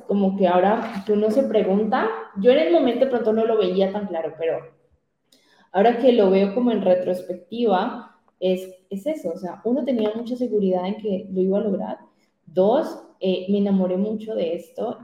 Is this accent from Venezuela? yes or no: no; Colombia; yo me quiero quedar en mi tierra, en mi tierra, en mi país